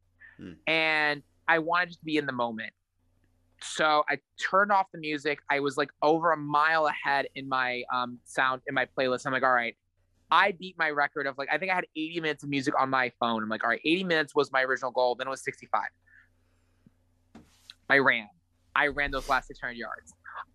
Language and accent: English; United States; This is horrible. I'm an American. Football's like the biggest thing here since like, you know, Buffalo Wings, and I don't know how many yards are in a football field.